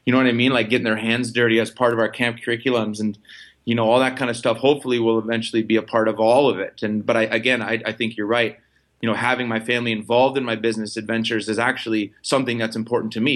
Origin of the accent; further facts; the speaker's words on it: Wisconsin, United States; moved away as an adult; also born or lived in Vancouver; I'm a kid from Wisconsin